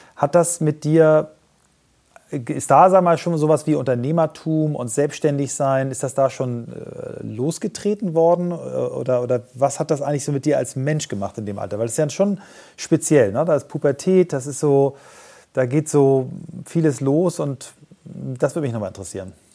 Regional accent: Kiel, Schleswig-Holstein, Germany; wir sind ja beide Kieler

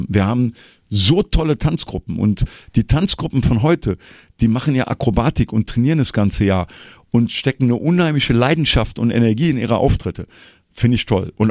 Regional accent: Troisdorf, North Rhine-Westphalia, Germany; Ich gehe bei mir, ich komme ja aus Troisdorf, immer in Troisdorf-Siegler, wo ich herkomme, auf meine Sitzungen.

